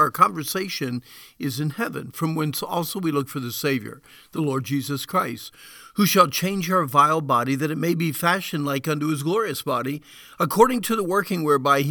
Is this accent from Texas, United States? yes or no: no; Deering, New Hampshire, United States; my first response to you would probably be Deering, New Hampshire.